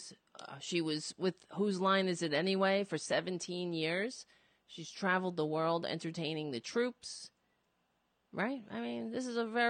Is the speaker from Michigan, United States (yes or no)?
no; New York City, New York, United States; I was born in Brooklyn, and, it feels like home to me